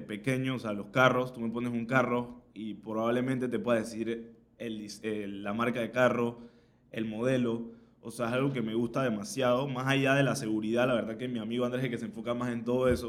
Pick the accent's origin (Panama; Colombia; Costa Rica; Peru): Panama; soy aquí en Panamá